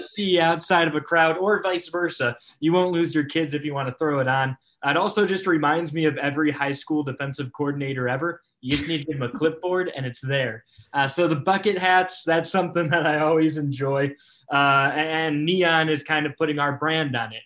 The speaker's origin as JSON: {"language": "English", "town": "Cleveland", "region": "Ohio", "country": "United States", "tie": "born or raised there", "moved": "yes", "said": "I grew up in Cleveland in the late nineties"}